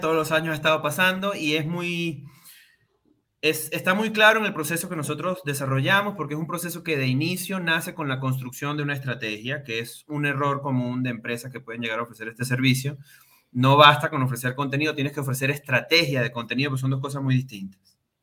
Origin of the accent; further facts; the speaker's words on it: Venezuela; moved away as an adult; now in Mexico; nacido y criado en Venezuela